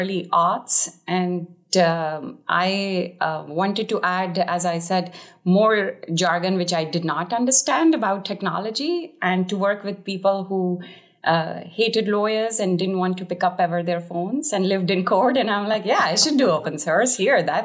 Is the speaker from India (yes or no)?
yes; India; I was born in India